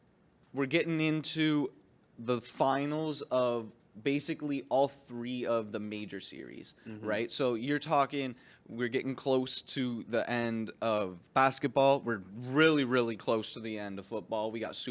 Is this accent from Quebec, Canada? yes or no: no; Windsor, Ontario, Canada; Now we are from Windsor. {S1} Yeah. {S0} All right. We're Canadians.